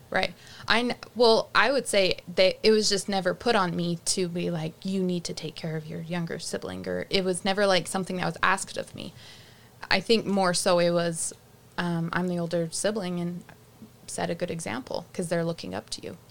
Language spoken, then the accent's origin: English; Rocky Ridge, Utah, United States; walking down the street of my hometown